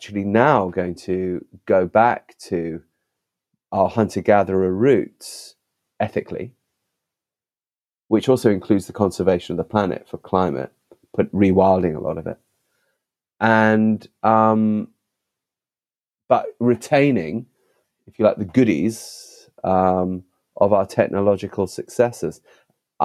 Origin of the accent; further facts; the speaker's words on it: London, United Kingdom; I was born in London, but the family connection to Africa remained very strong